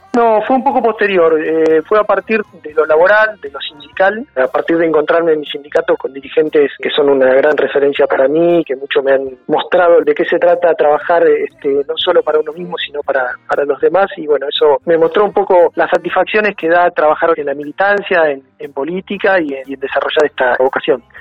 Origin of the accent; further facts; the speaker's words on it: Punta Alta, Buenos Aires Province, Argentina; also born or lived in Bahía Blanca; nací en la maternidad del sur, pero mis papás vivían en Punta Alta